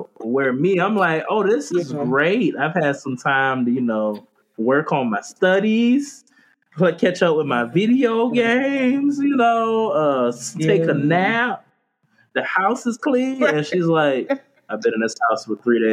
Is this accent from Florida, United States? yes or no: yes; Florida, United States; moved away; also born or lived in Charleston, South Carolina; I'm from Florida.